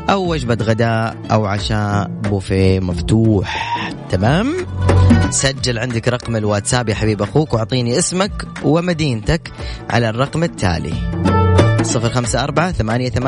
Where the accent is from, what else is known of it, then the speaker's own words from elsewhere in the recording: Jeddah, Makkah Province, Saudi Arabia; انا من جده